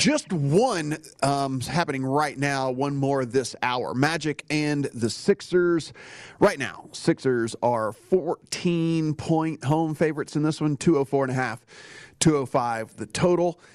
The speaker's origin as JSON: {"language": "English", "region": "Northern Louisiana", "country": "United States", "tie": "born or raised there", "said": "growing up in Northern Louisiana"}